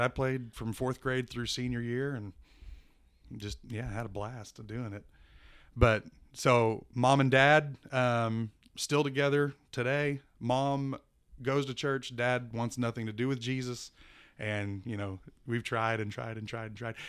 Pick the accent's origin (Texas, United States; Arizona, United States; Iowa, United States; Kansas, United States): Kansas, United States; Wichita; I was born in Wichita, Kansas